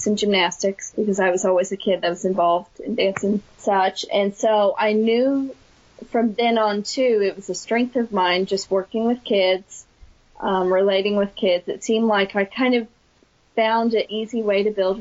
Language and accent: English; near Johnston City, Southern Illinois, United States; I picked up a job in my hometown as a Title I math aide for 2 years, and then that led me on to my current job now of teaching in a nearby community of Johnston City, Illinois